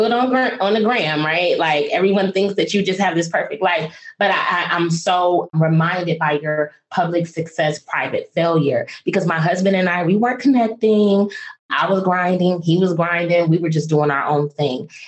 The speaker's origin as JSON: {"language": "English", "town": "Toledo", "region": "Ohio", "country": "United States", "also_born_or_lived": "Washington, D.C.", "moved": "yes", "said": "I am from Toledo, Ohio"}